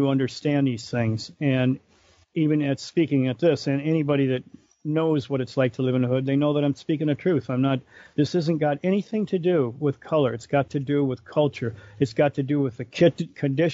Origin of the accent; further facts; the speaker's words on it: Detroit, Michigan, United States; growing up there, it's like after being in Brightmoor, no place on this planet scares me.